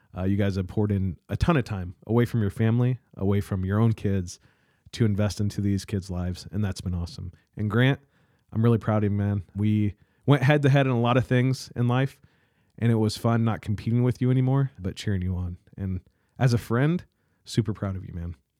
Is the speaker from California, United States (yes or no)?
no; South Adams, Indiana, United States; moved away as an adult; I moved away from South Adams